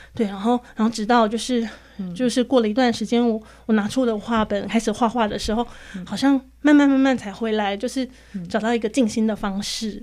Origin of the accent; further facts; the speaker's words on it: central Taiwan, Taiwan; also born or lived in Tainan; 只有我们中部那里有的